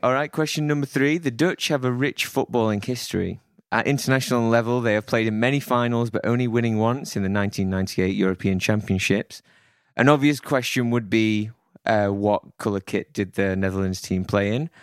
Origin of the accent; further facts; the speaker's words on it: Sheffield, Yorkshire and the Humber, United Kingdom; my hometown team of Sheffield Wednesday, shout out to Sheffield